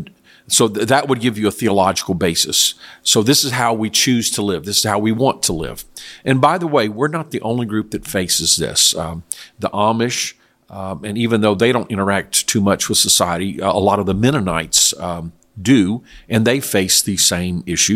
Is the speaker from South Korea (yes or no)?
yes; South Korea; I know when I grew up in Korea years ago, the government had a dress code for public schools.